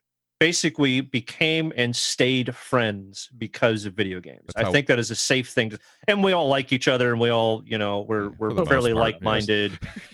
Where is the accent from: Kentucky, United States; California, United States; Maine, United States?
California, United States; Southern; I grew up in Southern California.